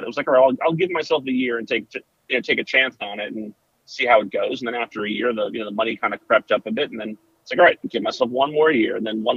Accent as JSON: {"language": "English", "town": "New Milford", "region": "New Jersey", "country": "United States", "tie": "born or raised there", "moved": "yes", "lives_now": "Bucks County, United States", "said": "we grew up in North Jersey"}